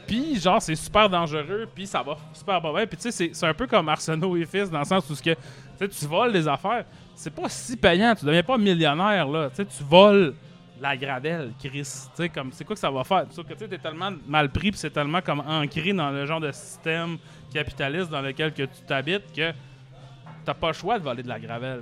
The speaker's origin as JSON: {"language": "French", "town": "Arvida", "region": "Quebec", "country": "Canada", "said": "je viens d'Arvida, mettons, Arvida, c'est une ville industrielle"}